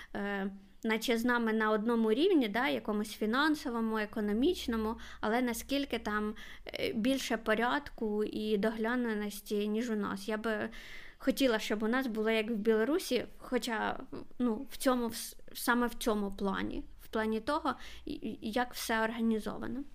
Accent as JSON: {"language": "Ukrainian", "town": "Kharkiv", "region": "Kharkiv Oblast", "country": "Ukraine", "said": "я з Харкова"}